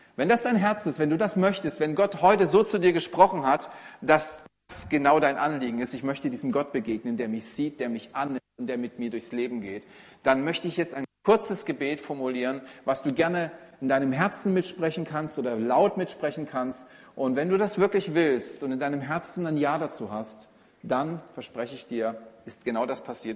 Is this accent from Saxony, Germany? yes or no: yes; Saxony, Germany; Als Sachse hat man es nicht so leicht im Leben mit der Sprache, aber man hört es kaum raus.